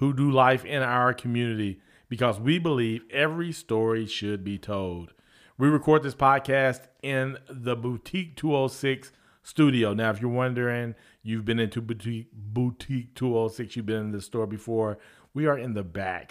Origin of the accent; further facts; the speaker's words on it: Guthrie, Oklahoma, United States; I graduated with like 176 from Guthrie